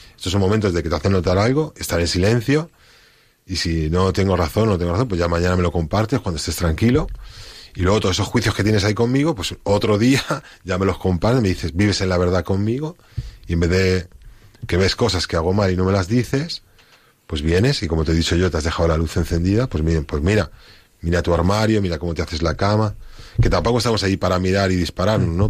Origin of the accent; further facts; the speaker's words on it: Spain; moved away; yo como español